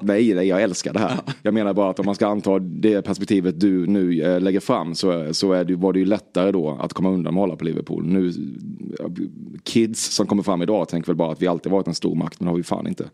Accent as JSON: {"language": "Swedish", "town": "Väckelsång", "region": "Kronoberg County", "country": "Sweden", "said": "Jag är från Väckelsång"}